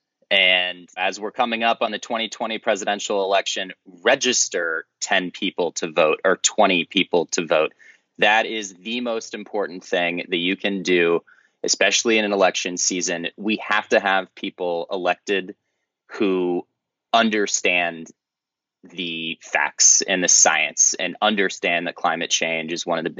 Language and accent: English; the Midwest in Indiana and Illinois, United States; I grew up in the Midwest in Indiana and Illinois